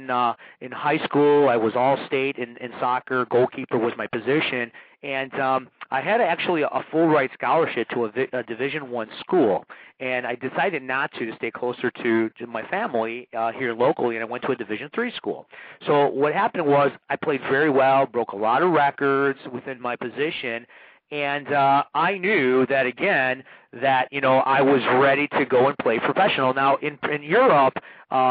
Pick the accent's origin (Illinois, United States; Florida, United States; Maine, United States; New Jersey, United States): Illinois, United States; Chicago; they found out I was from America. And here's this kid from Chicago